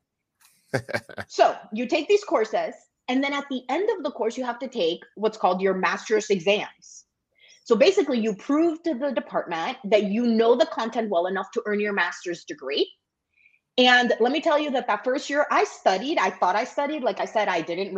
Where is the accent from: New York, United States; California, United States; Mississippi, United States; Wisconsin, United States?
Wisconsin, United States; Milwaukee; I grew up in Milwaukee, and my mom was here